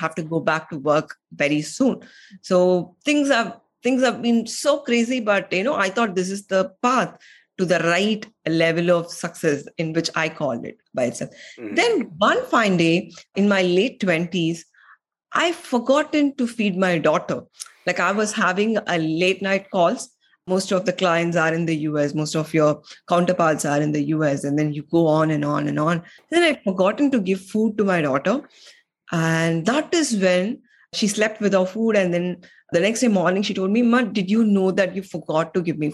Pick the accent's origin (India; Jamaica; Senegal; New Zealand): India; moved away as an adult; also born or lived in United States; I am from India